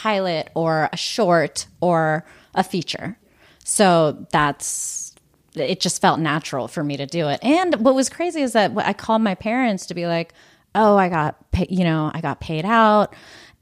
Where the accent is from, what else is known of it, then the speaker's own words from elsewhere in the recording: Pittsburgh, Pennsylvania, United States; growing up in Pittsburgh